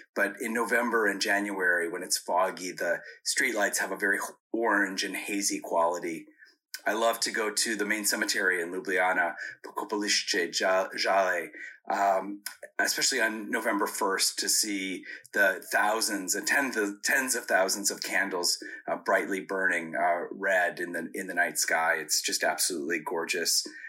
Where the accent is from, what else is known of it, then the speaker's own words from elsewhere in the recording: United States; I'm an American diplomat